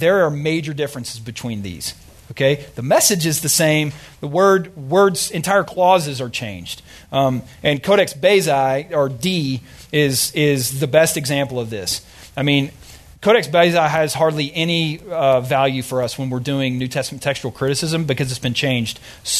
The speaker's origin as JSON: {"language": "English", "region": "Arkansas", "country": "United States", "tie": "born or raised there", "accent": "drawl", "said": "And what ends up happening is I grew up in Arkansas, right?"}